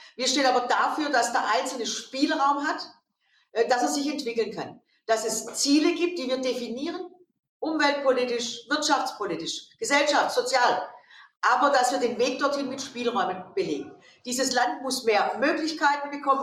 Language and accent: German; Stuttgart, Baden-Württemberg, Germany; in Stuttgart, meiner Heimatstadt